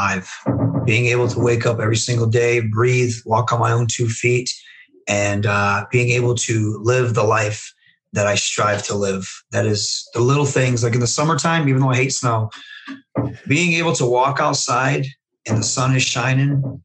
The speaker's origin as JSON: {"language": "English", "region": "Michigan", "country": "United States", "said": "if you look at Michigan, you have the Machine Guns, you have Rhino, you have Kevin Nash, you have Sabu, you have RVD, you have the Steiner Brothers, you have myself"}